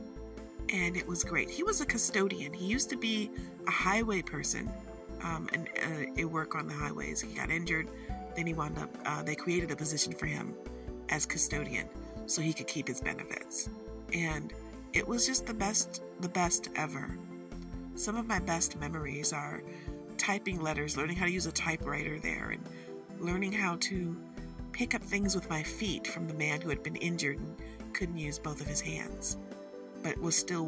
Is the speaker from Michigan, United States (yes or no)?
yes; Michigan, United States; we're from Michigan